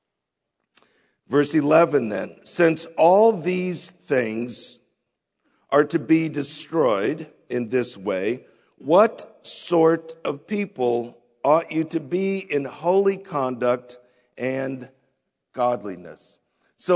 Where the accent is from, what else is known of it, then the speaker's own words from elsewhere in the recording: United States; we as American Christians